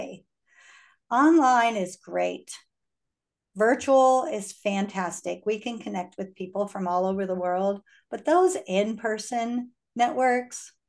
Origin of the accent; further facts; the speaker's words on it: Iowa, United States; moved away as an adult; also born or lived in Houston, Texas; I was born and raised in Iowa, very small state, came to Houston right out of college